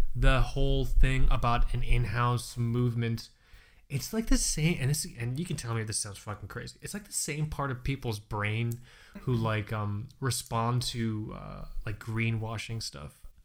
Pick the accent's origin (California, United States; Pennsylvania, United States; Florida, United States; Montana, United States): Florida, United States; Fort Lauderdale; I'm from Florida